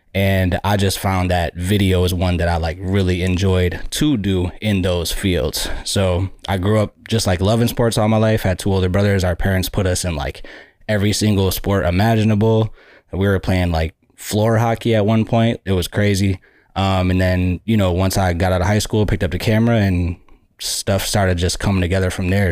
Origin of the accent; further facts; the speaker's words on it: Buffalo, New York, United States; I grew up in Buffalo, New York